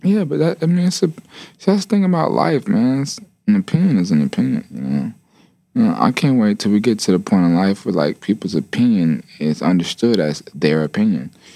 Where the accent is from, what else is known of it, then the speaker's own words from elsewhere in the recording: Atlanta, Georgia, United States; I am from Atlanta